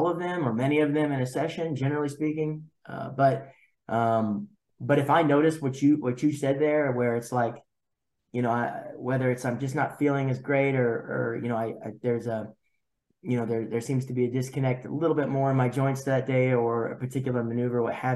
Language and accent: English; Arkansas, United States; I'm from Arkansas